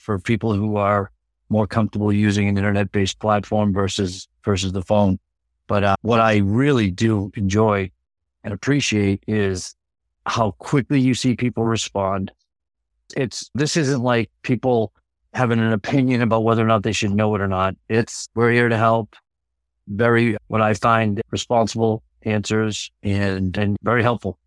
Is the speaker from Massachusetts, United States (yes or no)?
yes; Massachusetts, United States; now in Laconia, United States; I'm originally from Massachusetts